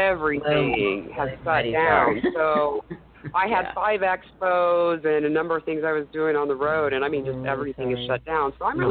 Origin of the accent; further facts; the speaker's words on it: Oklahoma, United States; I moved back to Oklahoma about 6 months ago. This is where I was born and raised.